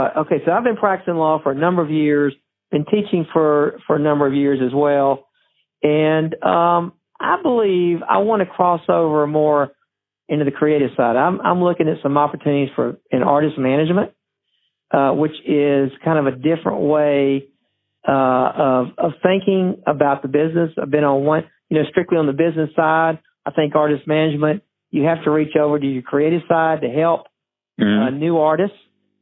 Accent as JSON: {"language": "English", "region": "Alabama", "country": "United States", "said": "You know, I'm from the South, Sweet Home Alabama."}